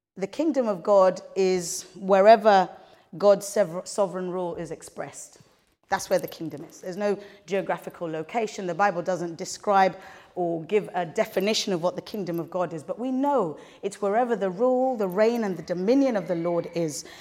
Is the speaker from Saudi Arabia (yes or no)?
no; Kenya; we grew up in Kenya